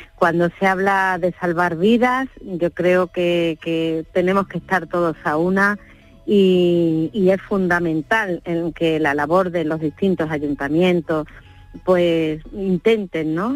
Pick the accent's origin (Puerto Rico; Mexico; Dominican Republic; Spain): Spain; Andalusia; somos generosos los andaluces